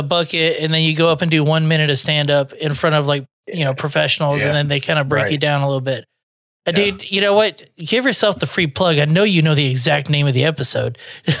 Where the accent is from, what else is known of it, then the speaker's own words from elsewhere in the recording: Texas, United States; I'm from Texas, but the cool area where it's, you know, not bad.